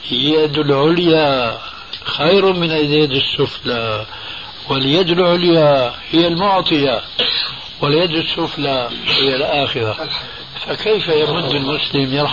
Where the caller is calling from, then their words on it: United States; وأقول من أمريكا.